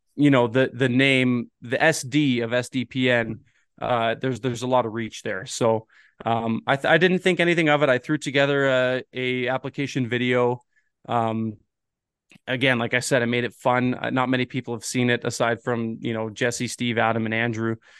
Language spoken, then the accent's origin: English; Ontario, Canada; moved away; I'm originally from Ontario